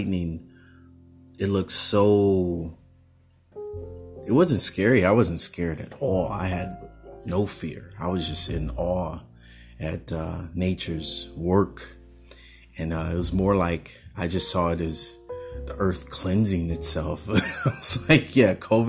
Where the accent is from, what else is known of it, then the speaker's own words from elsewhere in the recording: San Francisco Bay Area, California, United States; Growing up in the Bay Area, there was a lot of thunderstorms here and there.